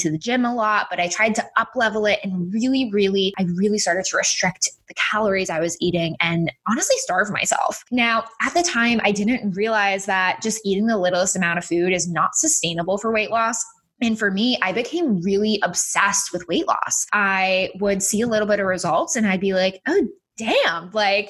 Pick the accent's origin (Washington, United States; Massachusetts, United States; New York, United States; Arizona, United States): Massachusetts, United States; moved away as an adult; also born or lived in Florida; I was born and raised in Massachusetts.